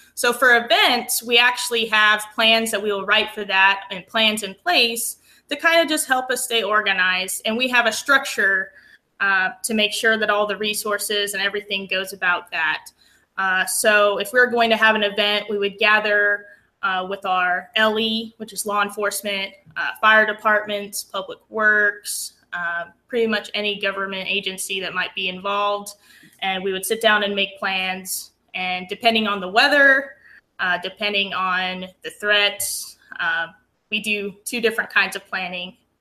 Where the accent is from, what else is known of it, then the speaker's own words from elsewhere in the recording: Aztec, New Mexico, United States; moved away as an adult; also born or lived in Lubbock, Texas; now in Williamson County, Texas, United States; I grew up in New Mexico in the Four Corners area. I'm actually from a small town um, called Aztec.